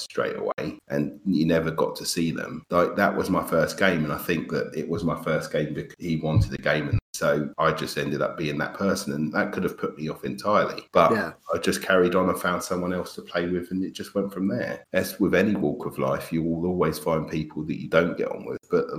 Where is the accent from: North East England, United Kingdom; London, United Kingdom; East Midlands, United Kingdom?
London, United Kingdom; moved away; I'm from London, so being so packed, there was always at least three or four gaming clubs that I could have gone to in where I was from in Enfield